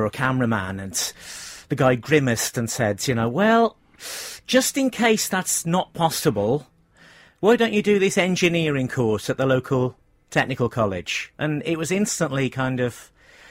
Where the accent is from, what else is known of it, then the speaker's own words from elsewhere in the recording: Cannock, West Midlands, United Kingdom; moved away as an adult; also born or lived in Pontypridd; I'm from Cannock in Staffordshire, by the way. I lived there till I was 18